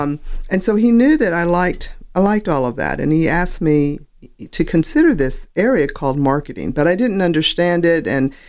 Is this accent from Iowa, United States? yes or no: yes; Sioux City, Iowa, United States; born there; Okay, I was born in Sioux City, Iowa.